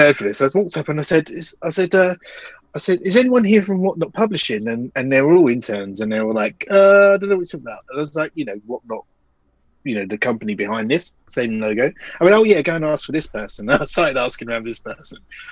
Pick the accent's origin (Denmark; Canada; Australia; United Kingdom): United Kingdom; we're very British